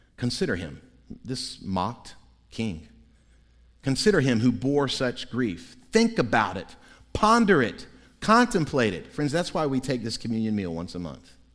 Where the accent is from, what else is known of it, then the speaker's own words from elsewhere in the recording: Central Florida, United States; When I was three or four years old, growing up in Central Florida